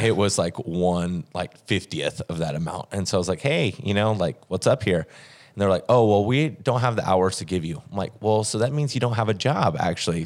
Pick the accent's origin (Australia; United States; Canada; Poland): United States; Oklahoma; moved away as an adult; also born or lived in Fort Smith, Arkansas / Tulsa, Oklahoma / Columbia, Missouri / San Diego, California; now in St. Louis, United States; from Oklahoma.